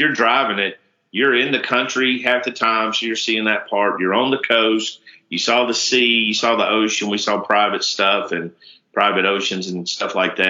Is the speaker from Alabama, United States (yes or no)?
yes; Alabama, United States; She said, "Where are you from?" I said, "Alabama."